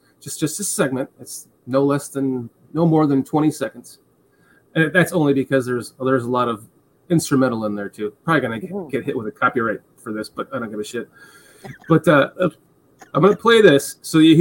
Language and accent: English; Illinois, United States; also born or lived in Georgia; now in Florida, United States; I'm from Illinois and I moved to Georgia and then Florida